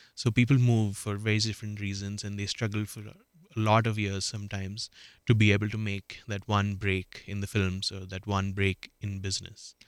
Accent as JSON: {"language": "English", "country": "India", "first_language": "Marathi", "second_language": "English", "moved": "as an adult", "lives_now": "United States", "said": "my mother tongue is Marathi"}